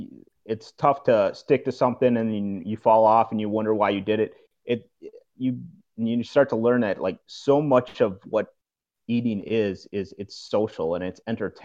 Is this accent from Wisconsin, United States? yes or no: yes; Wisconsin, United States; accent: Midwestern; I'm from Wisconsin.